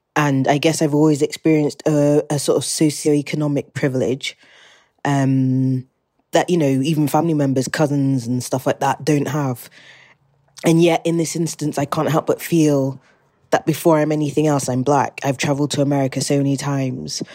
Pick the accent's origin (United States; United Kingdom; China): United Kingdom; England; born or raised there; accent: British